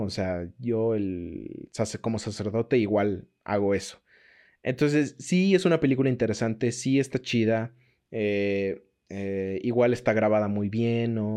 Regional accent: Mexico; como nosotros como mexicanos

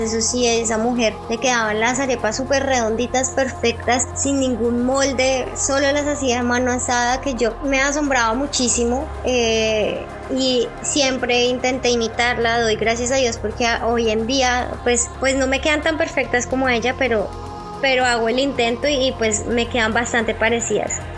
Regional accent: Bogotá, Colombia; moved away as an adult; now in Lyon, France; soy bogotana

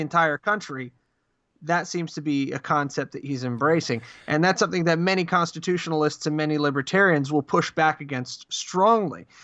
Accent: New Jersey, United States; where I grew up in Jersey

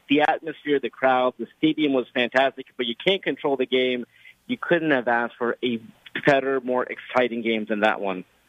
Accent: Los Angeles, California, United States; I'm from Los Angeles where for 21 years we didn't have a team

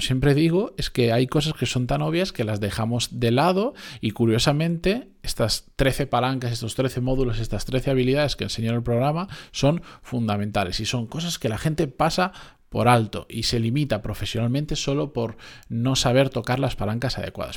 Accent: Spain; que decimos aquí en España

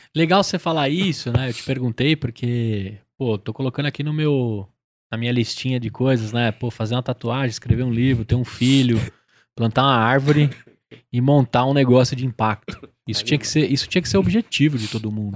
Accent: São Paulo, Brazil; Tamo Zona Leste

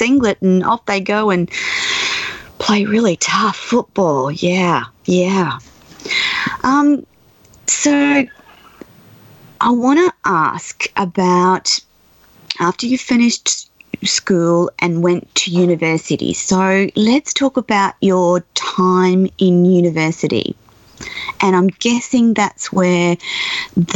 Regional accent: Australia; as an Australian

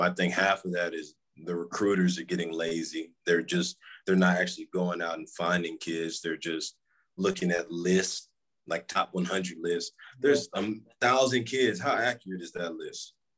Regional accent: Houston, Texas, United States; I'm from Houston. You know, I living yeah. living in Houston my whole life.

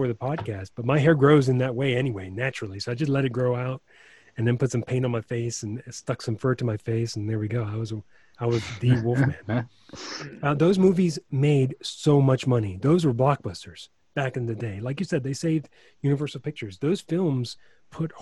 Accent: Chicago, Illinois, United States; I grew up in Chicago

